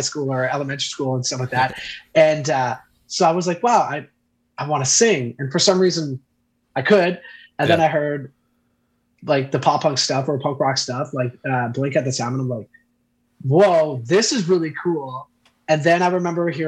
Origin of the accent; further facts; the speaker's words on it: outside Ottawa, Quebec side, Canada; I was outside of Ottawa on the Quebec side from a very, very small town, very like more cows than people kind of town on the Quebec side. So I grew up with that.